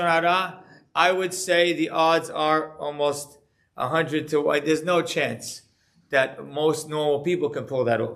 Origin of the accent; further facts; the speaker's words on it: Deal, New Jersey, United States; growing up in Deal